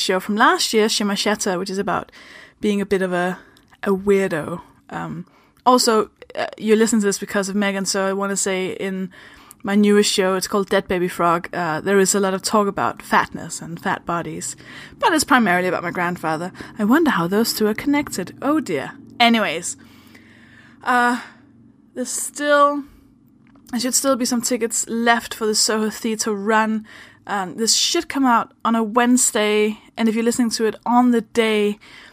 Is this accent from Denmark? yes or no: yes; Denmark; English is a second language; moved away; I'm from Denmark. That's why I speak like this